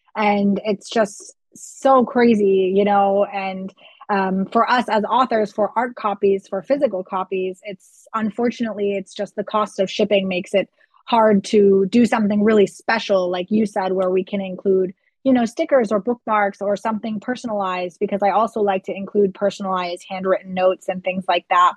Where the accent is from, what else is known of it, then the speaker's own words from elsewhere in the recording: Florida, United States; first language English; moved away as an adult; now in Germany; I grew up in Florida, which is a very hot climate